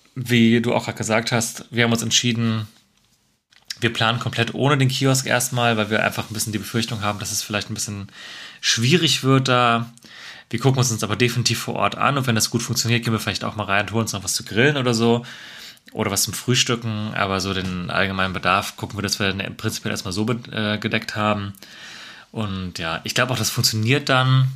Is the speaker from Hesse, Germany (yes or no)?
yes; Marburg, Hesse, Germany; now in Cologne, Germany; in meine Heimat äh, Marburg